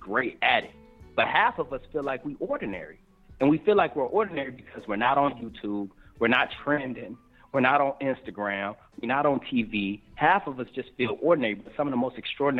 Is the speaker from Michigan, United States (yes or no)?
yes; Detroit, Michigan, United States; now in California, United States; I'm from Detroit